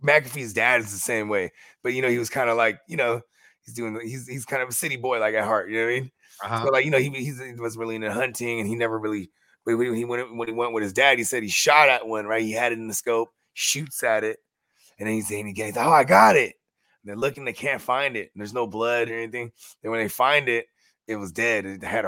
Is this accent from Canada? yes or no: no; Philippines; we're Filipino